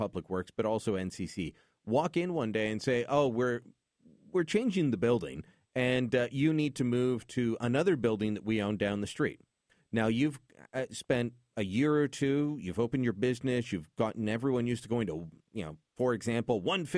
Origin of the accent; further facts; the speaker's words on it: Calgary, Alberta, Canada; now in Ottawa, Canada; my hometown, including Calgary